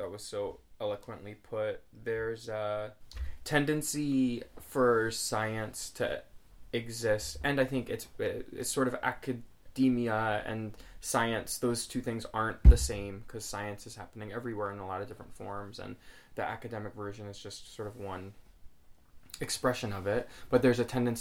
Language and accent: English; Portland, Oregon, United States; moved away as an adult; also born or lived in Minnesota; now in Massachusetts, United States; I am originally from the West Coast, Portland, Oregon.